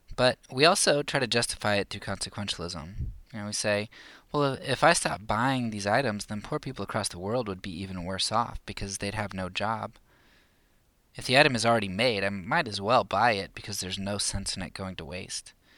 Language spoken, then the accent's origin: English; United States; I'm a Christian first and American second